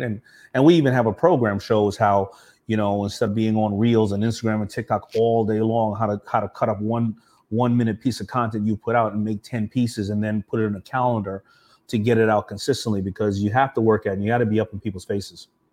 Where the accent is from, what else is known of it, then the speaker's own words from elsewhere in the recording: New York City, New York, United States; I grew up around Shea Stadium